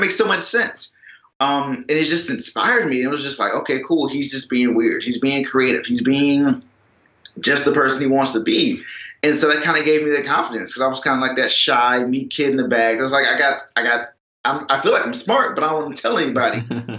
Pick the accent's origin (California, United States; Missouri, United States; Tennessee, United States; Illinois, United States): Illinois, United States; Chicago; I am from South Side of Chicago, born and raised.